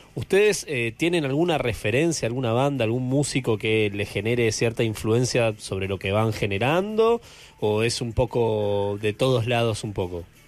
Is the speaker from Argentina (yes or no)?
yes; Misiones, Argentina; now in Buenos Aires, Argentina; Nosotros no somos de Buenos Aires particularmente, somos de Misiones.